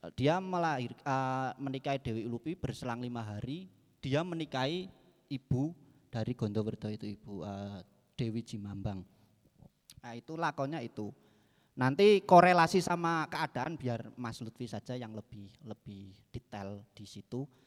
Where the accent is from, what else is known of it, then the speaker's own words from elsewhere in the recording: Banjarnegara, Central Java, Indonesia; moved away as an adult; also born or lived in Yogyakarta; saya kan asli Banjarnegara. Eh, Banjarnegara, Jawa Tengah. Waktu saya masih di Banjar